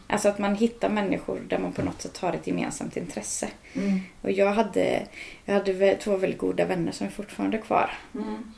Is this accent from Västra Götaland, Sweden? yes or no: yes; Örsås, Västra Götaland, Sweden; born or raised there; moved away as an adult; now in Dals Rostock, Sweden